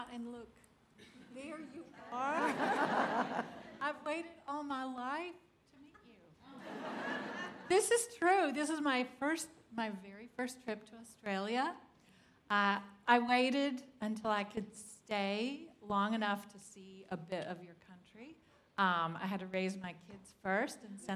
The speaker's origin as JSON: {"language": "English", "area": "the American South", "region": "Southern United States", "country": "United States", "accent": "Southern", "said": "I'm a Southerner. I kind of tone it down when I travel, so I will be understood, but Southern Americans make an event of our vowels."}